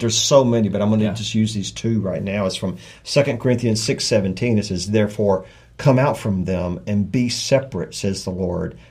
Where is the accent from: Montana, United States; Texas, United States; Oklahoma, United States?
Texas, United States; South; I'm from South Texas, six generations